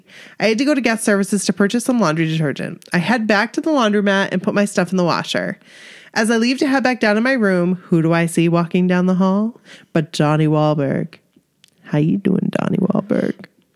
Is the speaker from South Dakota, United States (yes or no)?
no; Queens, New York, United States; I'm from Queens.